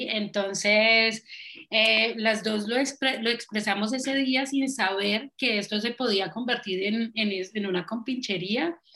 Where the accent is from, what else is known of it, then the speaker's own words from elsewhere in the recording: Cali, Valle del Cauca, Colombia; now in Cologne, Germany; yo soy músico, cantante de Cali también y em, eh, vivo hace 10 años en Alemania, eh, me vine con mi esposo y nada, llegué a Colonia